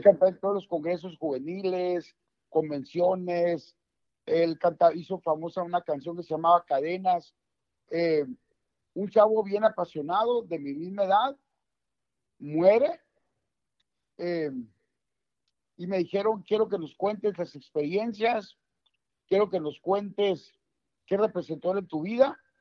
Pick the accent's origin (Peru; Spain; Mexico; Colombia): Mexico; voy a hablar mexicano porque soy mexicano.